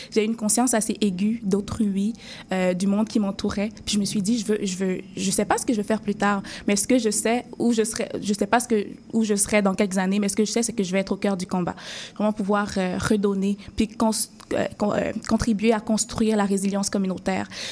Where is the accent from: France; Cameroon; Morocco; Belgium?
Cameroon; moved away as an adult; now in Montreal, Canada; j'avais terminé mes études secondaires dans mon pays d'origine qui est le Cameroun